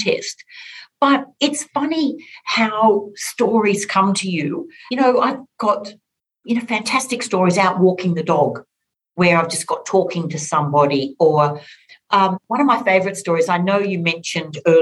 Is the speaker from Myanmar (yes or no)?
no; Orange, New South Wales, Australia; born or raised there